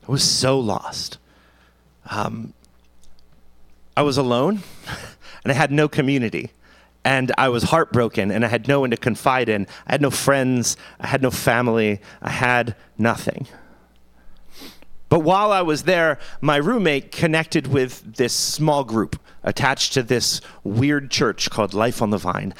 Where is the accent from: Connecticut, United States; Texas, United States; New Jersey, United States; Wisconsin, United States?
New Jersey, United States; now in Pottstown, United States; I'm from Jersey